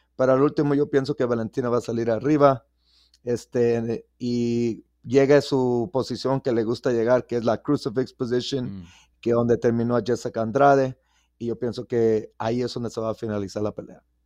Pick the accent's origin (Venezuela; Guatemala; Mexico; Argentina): Mexico; now in Las Vegas, United States; en México, obvio, nos conocen por el boxeo